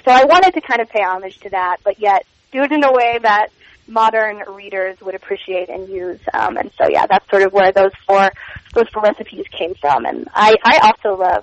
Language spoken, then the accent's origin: English; Kentucky, United States; growing up in Kentucky, there was a big swim team culture there